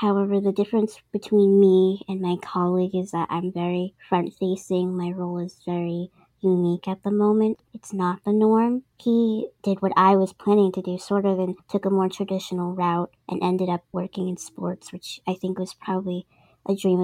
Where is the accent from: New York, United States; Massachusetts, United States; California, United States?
Massachusetts, United States; Boston; I'm from Boston, Massachusetts